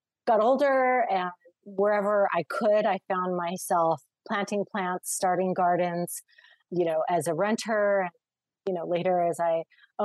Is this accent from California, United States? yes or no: yes; Redondo Beach, California, United States; growing up in the Los Angeles area, in the coastal areas of Redondo Beach